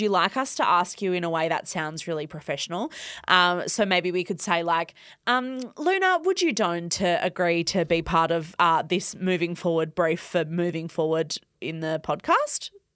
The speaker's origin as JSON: {"language": "English", "town": "Perth", "region": "Western Australia", "country": "Australia", "tie": "born or raised there", "said": "where I grew up in Perth"}